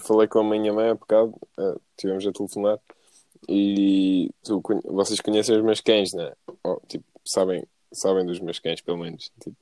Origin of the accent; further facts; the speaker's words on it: Paderne, Algarve, Portugal; moved away; eu sou de Paderno e sempre vou ser de Paderno